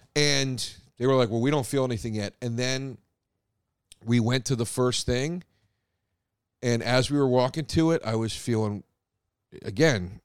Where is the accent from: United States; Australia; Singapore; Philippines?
United States; Philadelphia, Pennsylvania; first language English; now in New York, United States